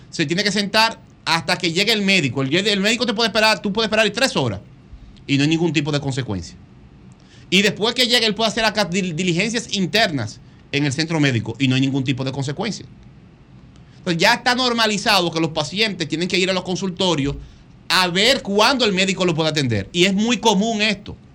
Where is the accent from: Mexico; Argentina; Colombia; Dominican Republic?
Dominican Republic; lo saben cómo somos dominicanos